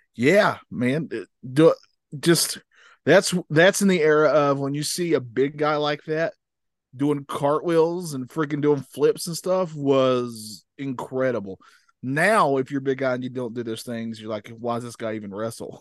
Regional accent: North Carolina, United States; I'm from North Carolina

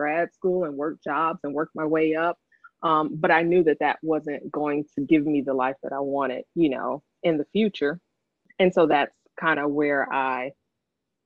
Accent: Los Angeles, California, United States; moved away as an adult; now in Washington, D.C., United States; growing up in South Central

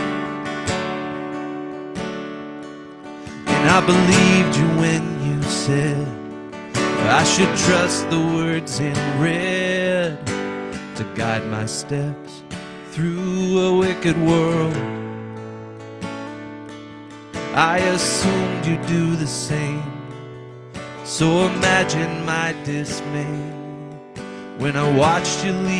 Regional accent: South Bend, Indiana, United States; I'm from South Bend, Indiana

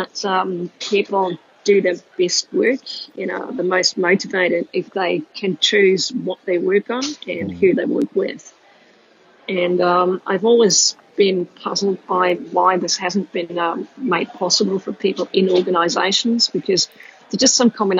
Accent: Austria; English is a second language; moved away as an adult; also born or lived in Denmark; So maybe if I just explain why my accent is all over the place and how sure. I got to be a gadget junkie with a weird accent. I grew up in Austria and spent the first half of my life as a professional athlete playing handball.

